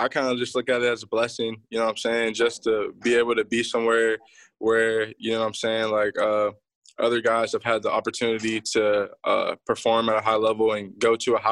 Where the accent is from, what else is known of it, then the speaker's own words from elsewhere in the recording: Youngstown, Ohio, United States; now in Atlanta, United States; I live in Atlanta, Georgia. I moved from Youngstown, Ohio. So when I first started playing football, I was playing in Youngstown